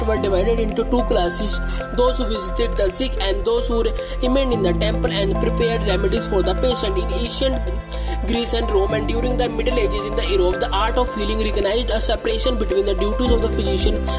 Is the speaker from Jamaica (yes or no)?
no; India; I am from India